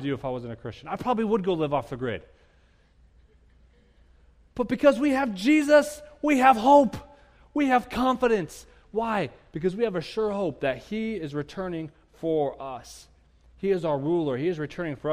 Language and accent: English; United States; I'm an American